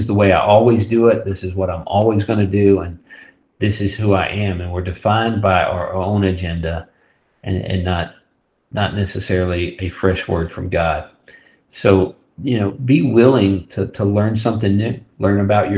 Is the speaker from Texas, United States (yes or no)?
yes; West Texas, United States; I grew up in West Texas